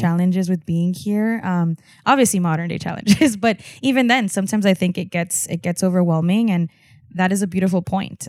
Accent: Texas border, United States; being on la frontera and looking the way that I look, white passing, and being a fusion of, of what that was, right? I'm Mexican, I'm American, I'm Texan

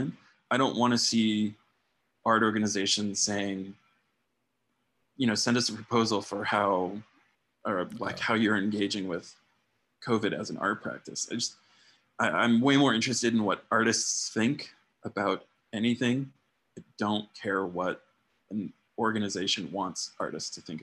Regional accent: Tucson, Arizona, United States; my hometown, Tucson, Arizona

